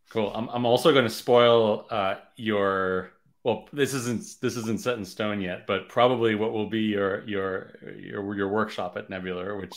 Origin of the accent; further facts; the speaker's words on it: Canada; a lot of people you know know that I'm Canadian, but they they don't know that I'm French, and a lot of people know think that I'm French, but they don't know I'm Canadian.